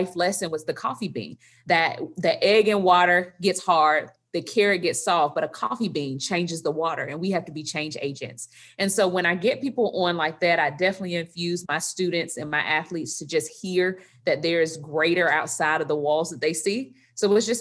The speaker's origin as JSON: {"language": "English", "town": "Tallahassee", "region": "Florida", "country": "United States", "also_born_or_lived": "Midway, Florida", "said": "I am from Tallahassee, Florida"}